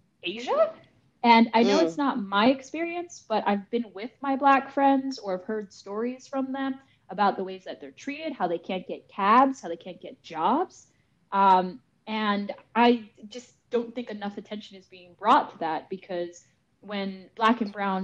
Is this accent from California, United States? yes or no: yes; Los Angeles, California, United States; moved away as an adult; also born or lived in Boston; I'm from Los Angeles.